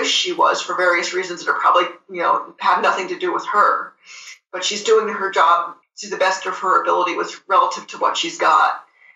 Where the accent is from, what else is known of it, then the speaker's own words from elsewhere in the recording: United States; I'm saying this as an American fan